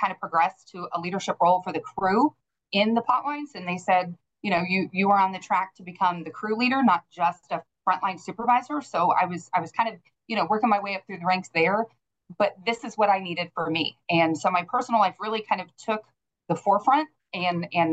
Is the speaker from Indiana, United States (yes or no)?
yes; Evansville, Indiana, United States; I grew up in Evansville